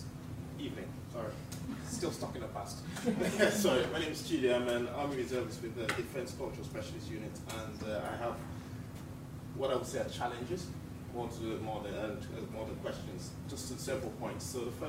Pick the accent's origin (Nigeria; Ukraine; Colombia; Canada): Nigeria; I am Nigerian